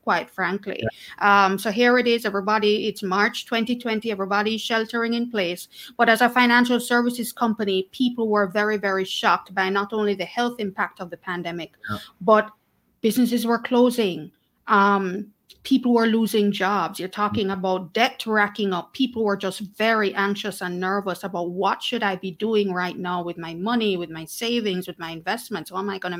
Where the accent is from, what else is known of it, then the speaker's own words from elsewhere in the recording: Jamaica; also born or lived in Kingston; I am Jamaican, born and raised, still living in Kingston